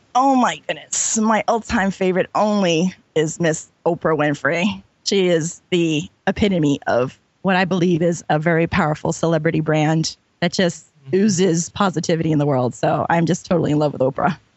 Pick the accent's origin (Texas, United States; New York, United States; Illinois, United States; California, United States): New York, United States; I'm from New York